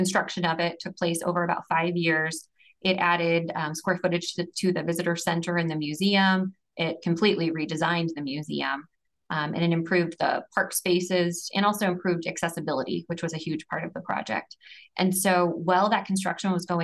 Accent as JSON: {"language": "English", "town": "St. Louis", "region": "Missouri", "country": "United States", "tie": "born or raised there", "said": "Growing up in St. Louis, anytime you go away, even a couple hours, and you drive back into town and you see the arch, you just have this immediate warm feeling of home."}